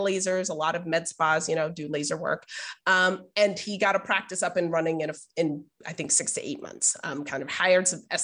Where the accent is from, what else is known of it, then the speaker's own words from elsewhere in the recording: Boston, Massachusetts, United States; now in San Diego, United States; I grew up in Boston